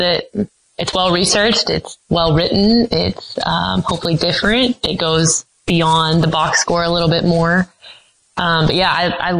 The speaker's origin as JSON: {"language": "English", "region": "North Carolina", "country": "United States", "tie": "born or raised there", "said": "I grew up in North Carolina"}